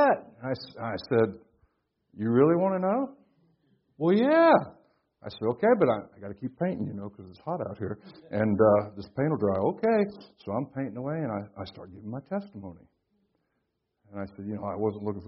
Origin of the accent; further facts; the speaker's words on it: Florida, United States; I'm from Florida